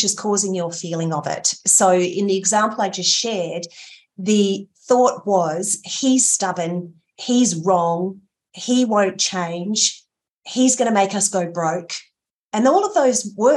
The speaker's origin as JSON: {"language": "English", "town": "Port Lincoln", "region": "South Australia", "country": "Australia", "tie": "born or raised there", "said": "I grew up in Port Lincoln, which was, you know, a mid-sized town close"}